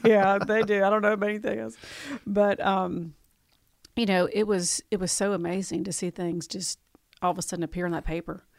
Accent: Tupelo, Mississippi, United States; I moved here when I was ten

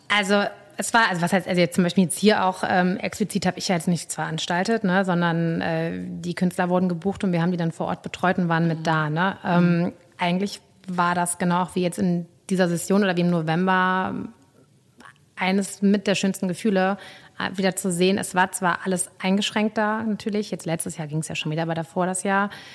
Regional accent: Cologne, North Rhine-Westphalia, Germany; ich bin ja natürlich in Ports aufgewachsen

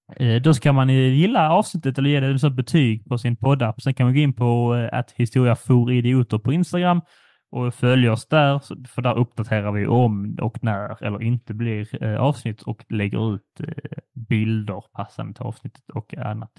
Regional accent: Sweden; som svensk

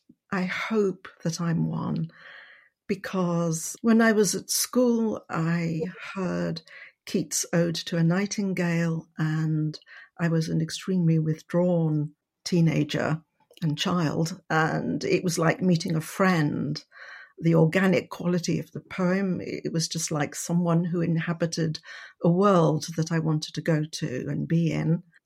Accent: Wales, United Kingdom; also born or lived in Paris, France; now in Cornwall, United Kingdom; I was born in Paris, grew up in France and Wales. I live in Cornwall, just under Bodmin Moor. I'm of French, Welsh and Indian heritage. I was brought up by my Indian grandmother in Mid Wales.

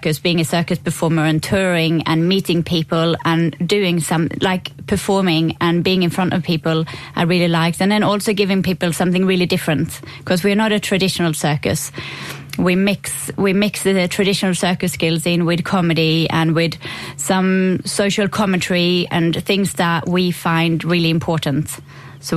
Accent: Sweden; now in Belfast, United Kingdom; I'm from Sweden

